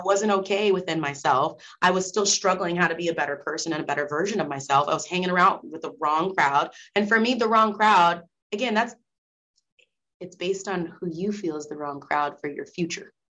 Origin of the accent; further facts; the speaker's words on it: Nebraska, United States; moved away as an adult; I'm from Nebraska